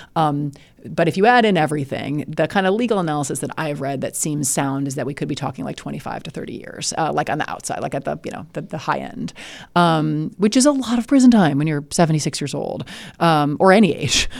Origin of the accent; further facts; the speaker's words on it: Illinois, United States; I'm from Illinois